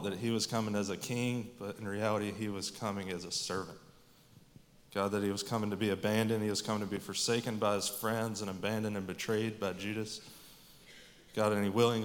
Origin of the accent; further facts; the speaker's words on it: Statesboro, Georgia, United States; I grew up here in Statesboro